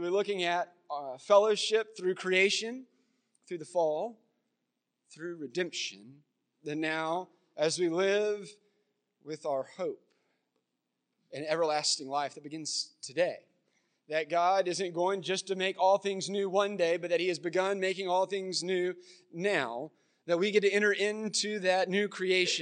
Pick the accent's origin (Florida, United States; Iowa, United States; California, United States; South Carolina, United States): South Carolina, United States; Florence; moved away; also born or lived in Myrtle Beach; I grew up here in Florence